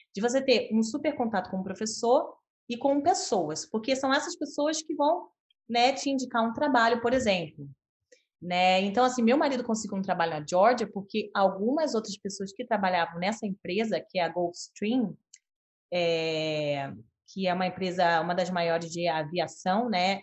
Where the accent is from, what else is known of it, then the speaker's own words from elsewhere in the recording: Rio de Janeiro, Brazil; moved away as an adult; also born or lived in United States / São José dos Campos / Canada; eu nasci e cresci no Rio de Janeiro